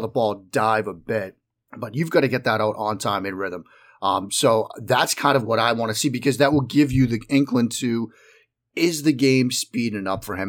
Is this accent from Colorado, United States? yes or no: no; outside of Boston, Massachusetts, United States; moved away; I grew up in the Northeast. I grew up living outside of Boston.